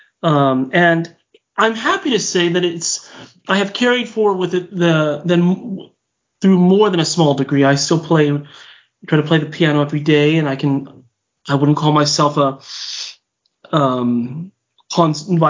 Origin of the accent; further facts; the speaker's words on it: Whittier, California, United States; moved away as an adult; now in Utah, United States; I'm from Southern California. City called Whittier, which is East Los Angeles. I grew up there and I lived there